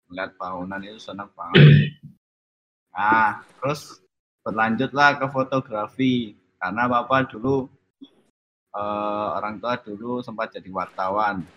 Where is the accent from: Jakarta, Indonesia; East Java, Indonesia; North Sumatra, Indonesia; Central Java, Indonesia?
East Java, Indonesia; Surabaya; now in Yogyakarta, Indonesia; Saya asalnya Surabaya, tapi saat ini tinggal di Yogyakarta.